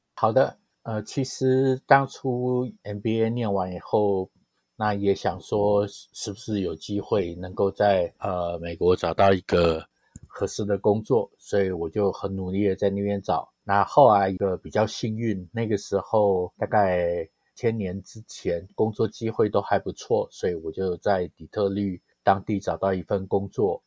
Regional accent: Taiwan; moved away as an adult; also born or lived in United States / Hong Kong / Shanghai; 我们在台湾念书

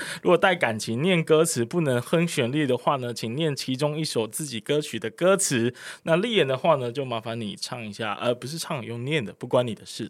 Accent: Kaohsiung, Taiwan; 身为高雄人之耻

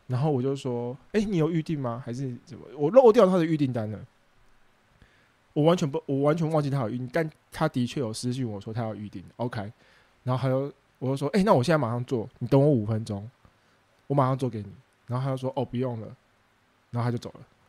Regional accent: Taiwan; 身为一个公民， 身为一个台湾人

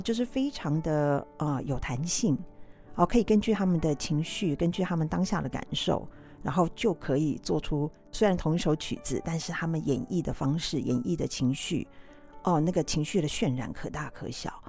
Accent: next to the Burmese street in Zhonghe, New Taipei, Taiwan; 我从小在缅甸街的旁边的街区长大啦

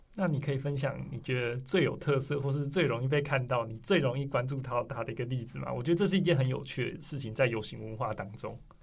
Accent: Taiwan; 我们台湾人

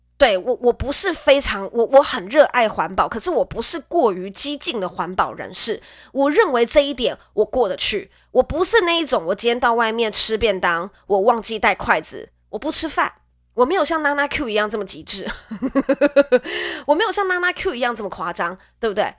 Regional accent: Nantou County, Taiwan; moved away as an adult; now in Taipei, Taiwan; 以前小时候南投的 空气很好，因为我是南投人

